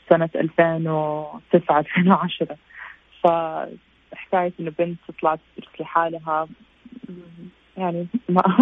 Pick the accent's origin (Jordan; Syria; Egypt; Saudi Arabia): Saudi Arabia; Jeddah, Makkah Province; also born or lived in United States; أنا أصل من جدة وتخرجت من مدرسة اسمها المنارات آه، في جدة انترناشونال سكول ونحن تقريبا يعني بابا وماما كنا بين أمريكا والسعودية